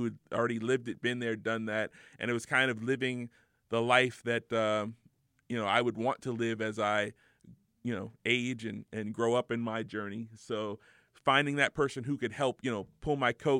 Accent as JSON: {"language": "English", "town": "Los Angeles", "region": "California", "country": "United States", "tie": "born or raised there", "said": "I grew up in the Valley, which was just kind of – it was just a regular"}